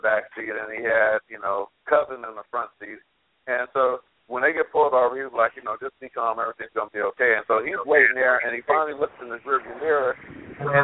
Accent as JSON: {"language": "English", "area": "Los Angeles area", "region": "California", "country": "United States", "tie": "born or raised there", "said": "I grew up in Los Angeles, the Los Angeles area, not Los Angeles, I live in L.A."}